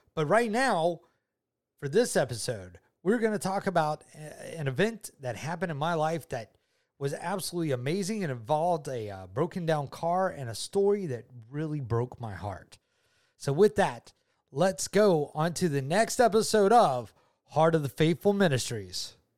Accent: Georgia, United States; I'm from Georgia. I've been a Georgia native all my ni-, all my life

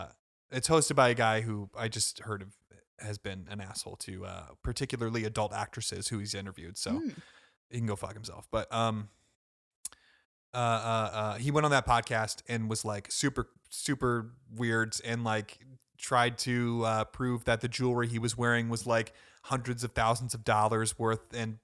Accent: Ohio, United States; I'm from Ohio.

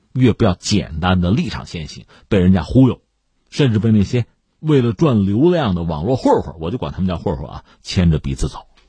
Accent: China; 所以，我们中国人在疫情爆发期间，我们怎么生活，甚至怎么工作？

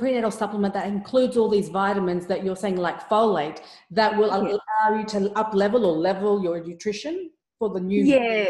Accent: Afghanistan; moved away; we grew up in Afghanistan

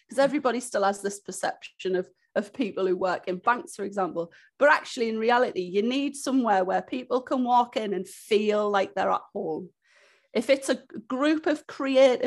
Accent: Hartlepool, North East England, United Kingdom; also born or lived in Newcastle; I'm originally from Hartlepool. So when I was 18 years old, I moved up to Newcastle to go to university

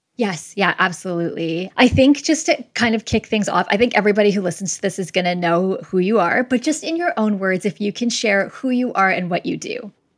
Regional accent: Winnipeg, Manitoba, Canada; moved away; I'm originally from Winnipeg

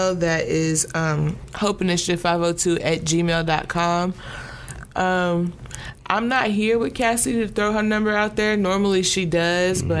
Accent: Louisville, Kentucky, United States; this is a city that we were born in. This is the city that raised us.

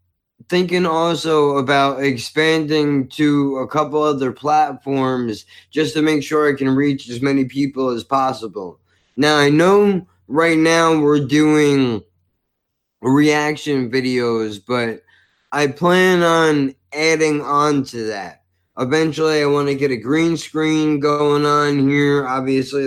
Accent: United States; as an American

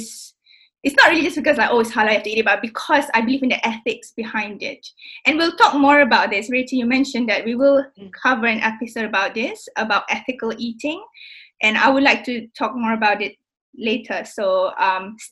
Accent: Singapore; now in United Kingdom

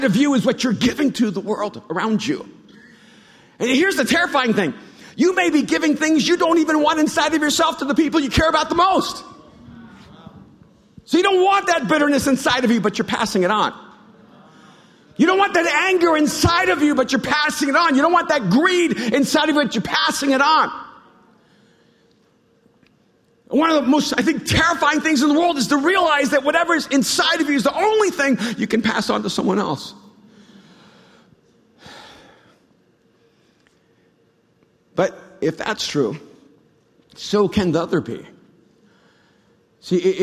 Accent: Miami, Florida, United States; also born or lived in El Salvador; When I grew up in Miami, when we came over from El Salvador.

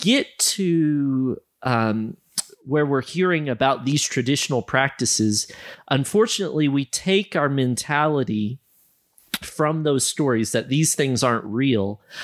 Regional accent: United States; moved away as an adult; now in Malawi; growing up in America

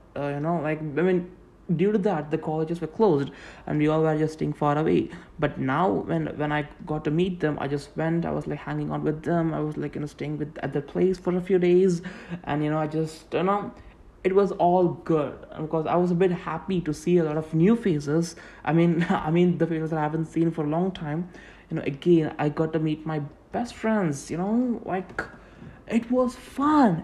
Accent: Tamil Nadu, India; first language Tamil; English is a second language; I'm an Indian. I'm from South India, and uh, I mean like from Tamil Nadu.

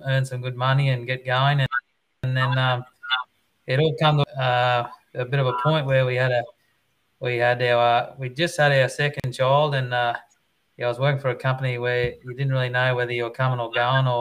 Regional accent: Nanango, Queensland, Australia; I grew up over in the South Burnett, over in the Kingaroy area.

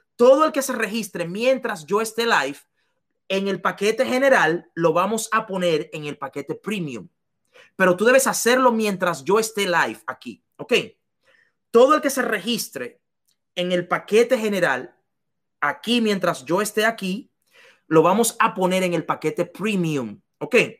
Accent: La Romana, Dominican Republic; moved away; yo había sido un limpiabotas en, en, en las calles de la Romana, en República Dominicana, yo no sabía que porque yo he vendido helados en, las calles en la República Dominicana

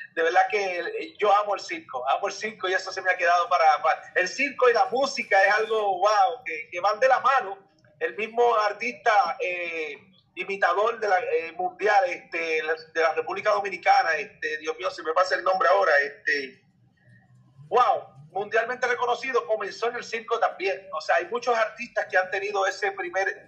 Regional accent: Isabela, Puerto Rico; mi pueblo de Isabela

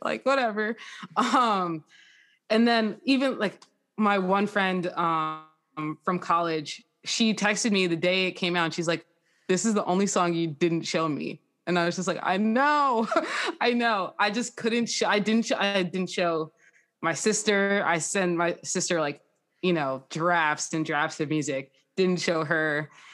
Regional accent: Jackson, New Jersey, United States; I am from Jackson, New Jersey, so that's, like, Six Flags.

